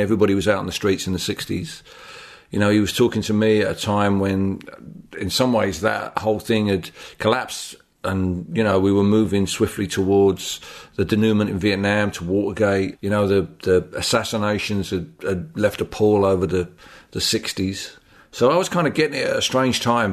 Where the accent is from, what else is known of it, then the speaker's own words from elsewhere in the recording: London, United Kingdom; I was working as a Saturday boy in a shop in my hometown in East London